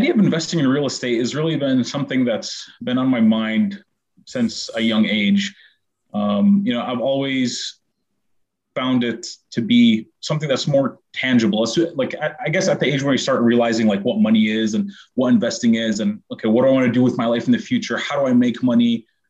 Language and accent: English; Syracuse, New York, United States; also born or lived in Middle East; I was born in Syracuse, New York. I grew up in the Middle East, then came back to Syracuse for university.